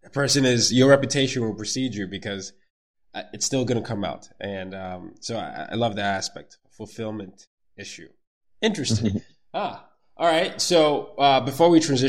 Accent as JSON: {"language": "English", "country": "Nigeria", "said": "the way I grew up, you know, I'm Nigerian"}